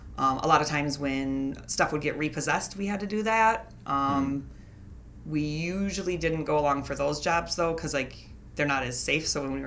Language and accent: English; Wisconsin Rapids, Wisconsin, United States; I am 32 years old, and I was born in 1985 in Wisconsin, and I grew up in Wisconsin Rapids.